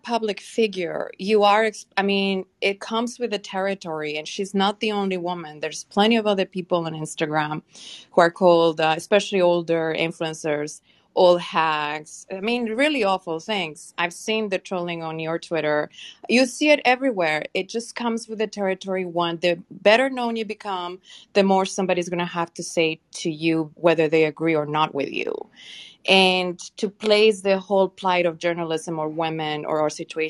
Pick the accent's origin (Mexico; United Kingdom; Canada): Mexico; moved away; I was born in Mexico